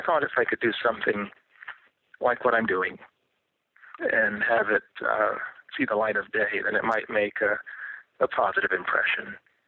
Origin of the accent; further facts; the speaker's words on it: Dayton, Ohio, United States; born there; now in Sunny Isles Beach, United States; I was born in Dayton, Ohio. And I've been many places since. I most prefer, at least at this stage, I most prefer Sunny Isles Beach, Florida.